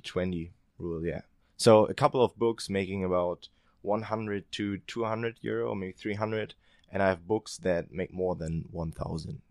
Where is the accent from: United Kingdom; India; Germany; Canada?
Germany; eastern Germany; moved away as an adult; also born or lived in Ireland; I'm from Eastern Germany, so we don't have that high wage level